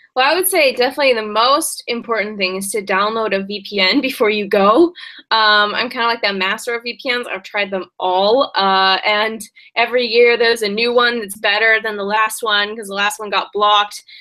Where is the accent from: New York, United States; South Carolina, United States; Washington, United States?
Washington, United States; Seattle; moved away as an adult; now in China; I'm originally from Seattle, and I first came to China to uh, to study abroad